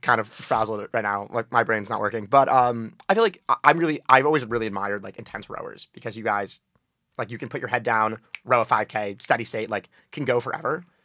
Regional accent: New Haven, Connecticut, United States; I'm from New Haven, Connecticut

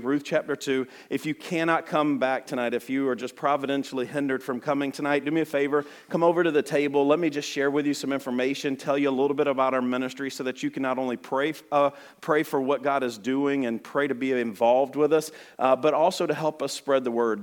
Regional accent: Alabama, United States; I talk super fast, and I am from Alabama.

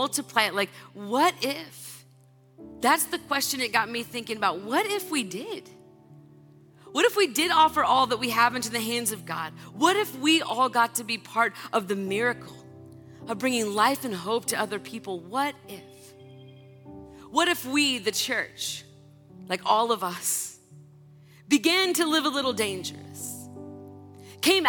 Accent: California, United States; also born or lived in Kentucky; I'm from California.

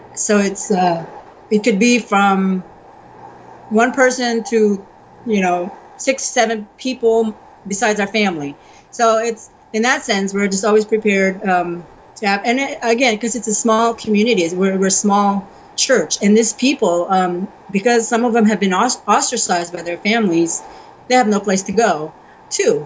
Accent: United States; moved away as an adult; now in Croatia; I'm the only Asian in the whole uh, county probably and uh, um, being American

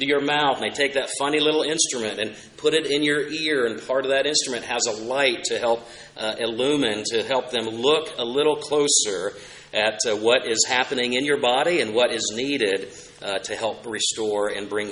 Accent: Oklahoma, United States; I had the chance just one summer growing up in Oklahoma

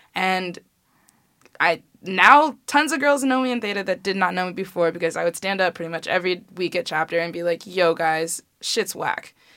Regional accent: Chicago, Illinois, United States; I'm from Chicago

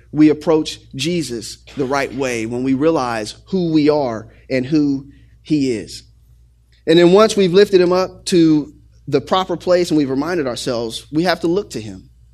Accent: Xenia, Ohio, United States; when I was growing up in Xenia, Ohio

